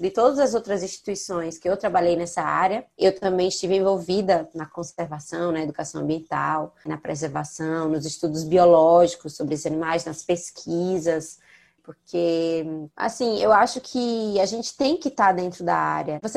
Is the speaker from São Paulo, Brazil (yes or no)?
yes; São Paulo, Brazil; eu sou de São Paulo, não tenho acesso ao litoral.